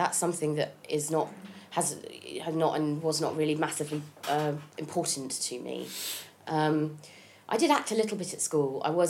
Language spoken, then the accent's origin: English; Haslemere, South East England, United Kingdom; moved away as an adult; also born or lived in Hitchin, Hertfordshire / Sheffield / London; I was born in Hitchin, Hertfordshire. Yeah. And then when I was a bit older, I grew up in a little town called Haslemere.